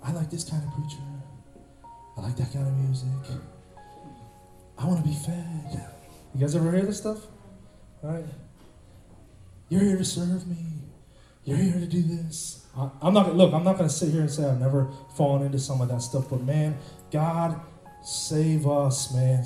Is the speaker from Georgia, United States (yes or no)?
no; Cleveland, Ohio, United States; I'm from Cleveland